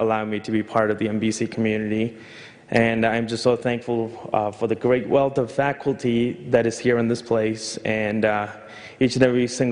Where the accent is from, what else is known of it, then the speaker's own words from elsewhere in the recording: New York, United States; moved away as an adult; I grew up in New York